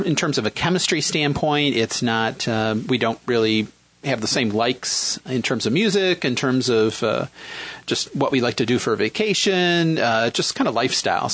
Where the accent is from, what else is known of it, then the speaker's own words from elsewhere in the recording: Western New York, United States; accent: Midwestern; also born or lived in Michigan; now in Philadelphia, United States; Originally from Michigan, but grew up in Western New York, so I have a kind of a Midwestern vibe to my voice.